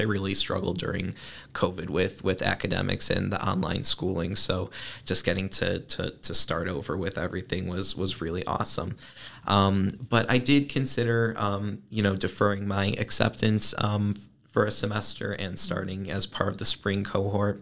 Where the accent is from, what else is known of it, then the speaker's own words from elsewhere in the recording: Northbrook, Illinois, United States; I am from Northbrook, which is a northern suburb of Chicago